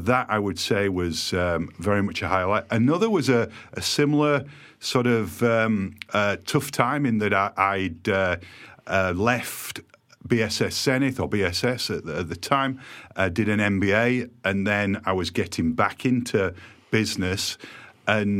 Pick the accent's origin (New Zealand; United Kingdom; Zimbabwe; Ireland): United Kingdom; Yorkshire and the Humber; also born or lived in Shrewsbury; now in Eastbourne, United Kingdom; they used to tease me about my accent. And I said to them when we got bought, wait until you visit Doncaster, you'll think I'm posh